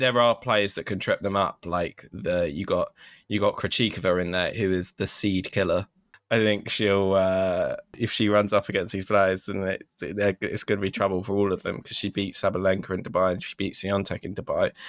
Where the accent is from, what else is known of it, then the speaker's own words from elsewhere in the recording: United Kingdom; I'm a Brit